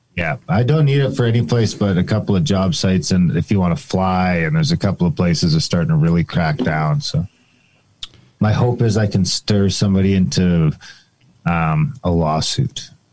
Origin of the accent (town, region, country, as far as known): Canada